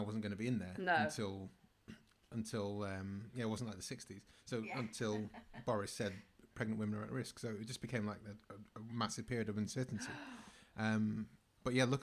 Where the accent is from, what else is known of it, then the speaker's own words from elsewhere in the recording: Manchester, North West England, United Kingdom; also born or lived in Bergen; I'm from Manchester